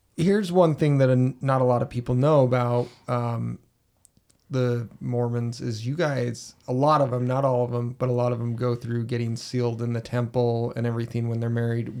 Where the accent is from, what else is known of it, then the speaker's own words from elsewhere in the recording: Utah, United States; growing up in Utah L D S culture